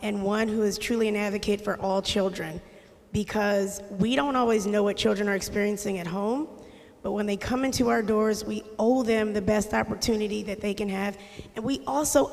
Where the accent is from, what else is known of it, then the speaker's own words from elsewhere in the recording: Harrisburg, Pennsylvania, United States; also born or lived in Ann Arbor, Michigan; I grew up in Harrisburg City. We're originally from Ann Arbor, Michigan. Go Blue, sorry. I know we're in Penn State territory. But we moved here when I was young, and I went through the Harrisburg City school system